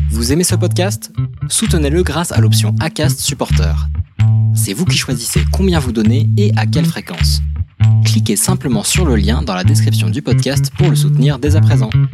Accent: France; also born or lived in Yaoundé, Cameroon; Je suis arrivée en France à l'âge de 5 ans. Je suis repartie à l'âge de 12 et je suis revenue à l'âge de 16 ans en France.

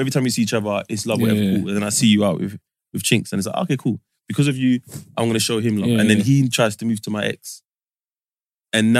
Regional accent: London, United Kingdom; I'm from North

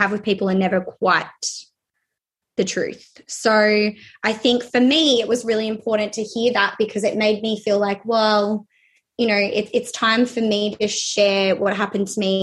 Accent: Melbourne, Victoria, Australia; I have been born and raised in Melbourne, lived here my whole life.

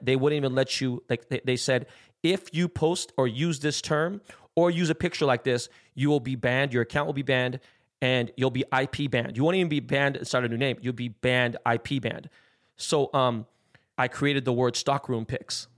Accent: West Coast, United States; I'm from the West Coast

